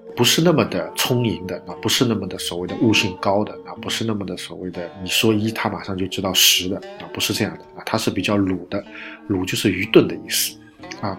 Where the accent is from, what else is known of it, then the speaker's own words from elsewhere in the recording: China; 我们中国人